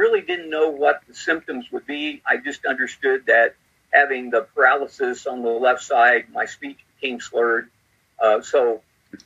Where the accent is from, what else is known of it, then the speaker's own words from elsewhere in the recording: Missouri, United States; also born or lived in Southern Illinois; I grew up here in Missouri, where I'm pastoring now. Grew up about 150 miles southeast of where we live now